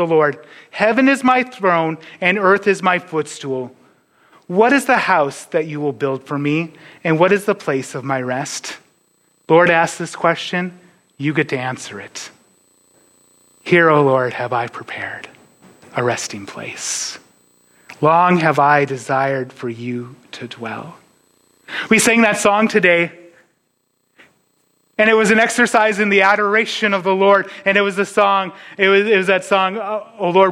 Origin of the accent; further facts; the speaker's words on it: Ellendale, North Dakota, United States; moved away as an adult; also born or lived in Illinois; now in Iowa, United States; When I was younger, I grew up in North Dakota, just like Iowa, we get tornadoes